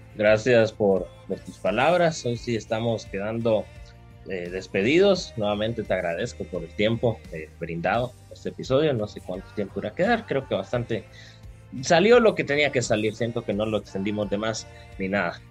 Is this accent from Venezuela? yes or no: no; Guatemala; como guatemaltecos y guatemaltecas